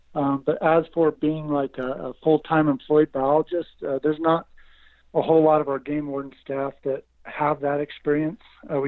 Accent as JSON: {"language": "English", "town": "Layton", "region": "Utah", "country": "United States", "tie": "born or raised there", "said": "I was born and raised in Davis County, Utah, Layton specifically"}